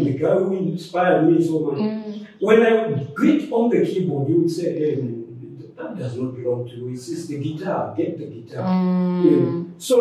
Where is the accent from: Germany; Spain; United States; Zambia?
Zambia; also born or lived in Botswana; now in South Africa; I grew up with in Zambia those days